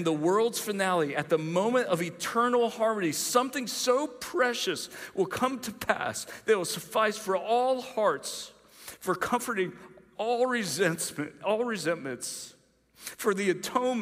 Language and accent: English; Greenville, South Carolina, United States; I'm from Greenville